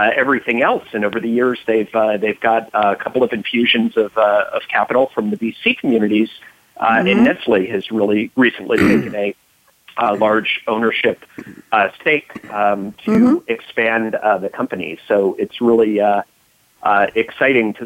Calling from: Bethesda, Maryland, United States; calling in from Bethesda, Maryland, just outside of Washington, D.C.

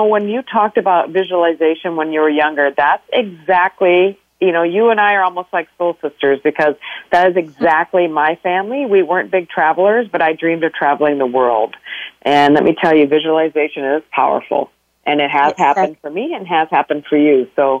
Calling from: South Dakota, United States; I am calling in from the Midwest of the United States, so the great state of South Dakota.

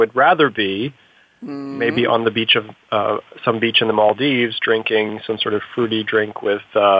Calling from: New York City, New York, United States; So I'm calling from New York City

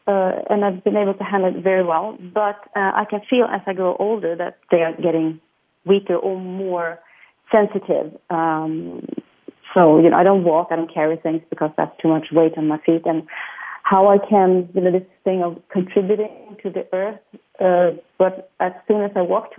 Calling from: Sweden; I am calling from Sweden.

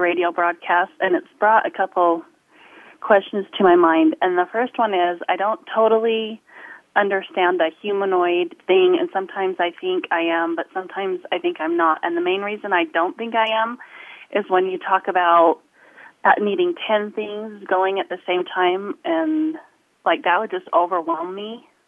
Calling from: Utah, United States; I'm calling from Utah

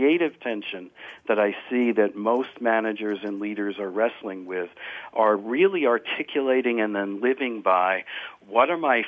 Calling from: Morristown, New Jersey, United States; Morristown, New Jersey, also almost 10:30 Eastern time.

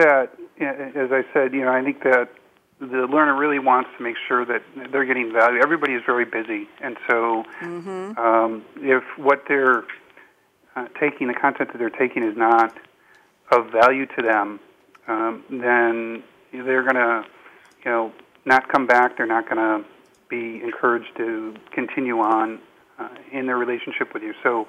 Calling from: Madrid, Community of Madrid, Spain; Yep, I'm in Madrid today.

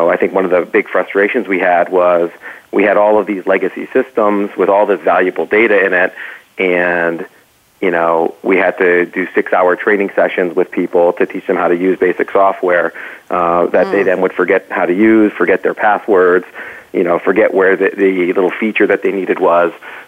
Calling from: Saratoga, California, United States; I am calling from the Bay Area. I am in Saratoga today.

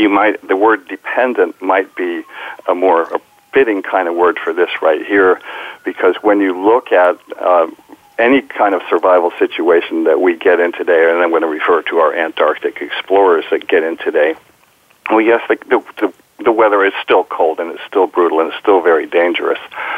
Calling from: Pacifica, California, United States; Well, I'm talking from my home. I call it Sky Ranch in Pacifica, California.

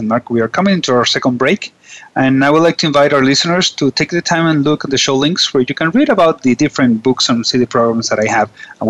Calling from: Venezuela; I'm calling from Venezuela

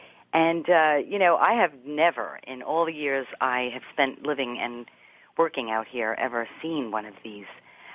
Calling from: New York, United States; I am out in beautiful Long Island on the south shore of this beautiful island that stretches out east of Manhattan.

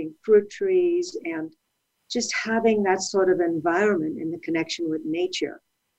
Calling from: California, United States; I am in Southern California. I am up in the mountains where it's beautiful, but a little chilly.

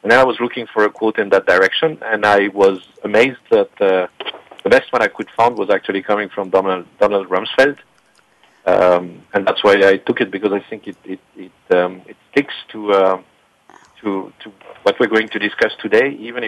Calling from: Lausanne, Vaud, Switzerland; I'm calling from Lausanne, which is in Switzerland, next to the Geneva Lake.

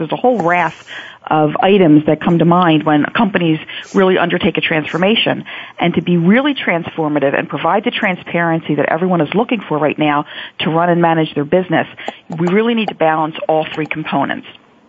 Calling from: Philadelphia, Pennsylvania, United States; I'm calling from Philadelphia, Pennsylvania.

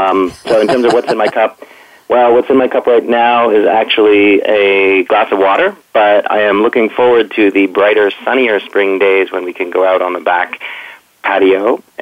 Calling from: Toronto, Ontario, Canada; I'm calling from Toronto.

